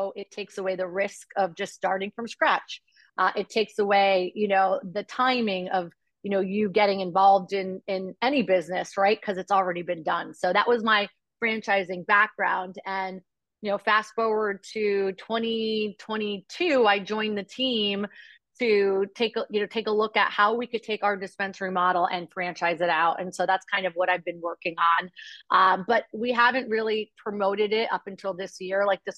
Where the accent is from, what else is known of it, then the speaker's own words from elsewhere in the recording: Stamford, Connecticut, United States; Stamford, Connecticut.